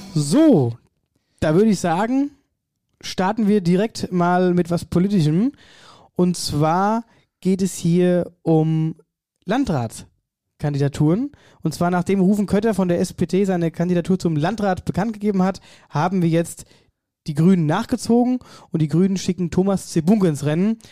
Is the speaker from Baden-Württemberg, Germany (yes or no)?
no; Wetterau, Hesse, Germany; bei uns in der Wetterau